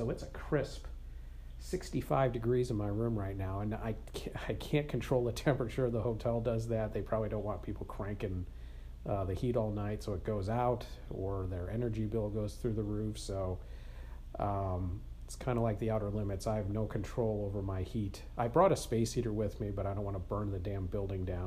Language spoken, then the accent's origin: English; Wisconsin, United States; I'm from Wisconsin